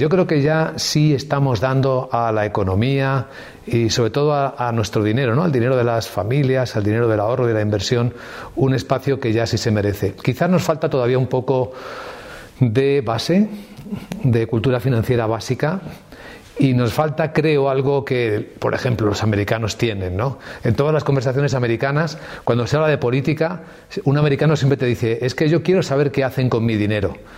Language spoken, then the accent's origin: Spanish; Ávila, Castile and León, Spain; Yo soy de Ávila